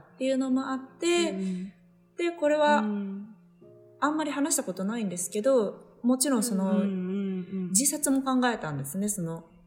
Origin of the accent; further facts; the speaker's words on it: Tokyo, Japan; moved away as an adult; also born or lived in Las Vegas, United States; now in United States; 私が東京出身だったから